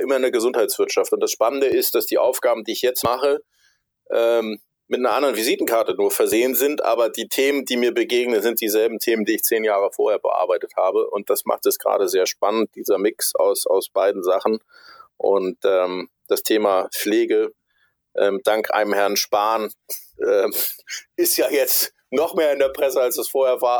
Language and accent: German; Hamburg, Germany; Bin aus Hamburg, bin Hamburger, bin hier bis auf meine Zeit äh, bei der Bundeswehr und zum Studium nie so richtig wirklich weggekommen.